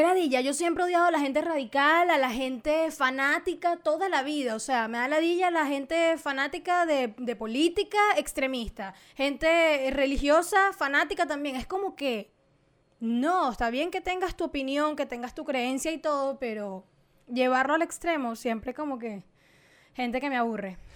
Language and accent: Spanish; Venezuela; soy venezolana